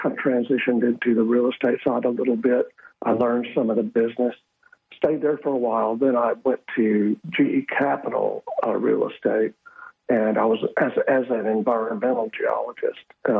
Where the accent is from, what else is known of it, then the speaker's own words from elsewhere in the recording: Fort Worth, Texas, United States; moved away as an adult; now in Caribbean; I grew up in Fort Worth, in inner city schools for the most part.